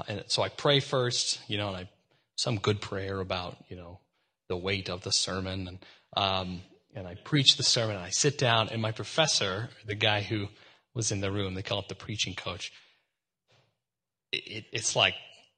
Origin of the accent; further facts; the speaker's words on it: Texas, United States; I'm from Texas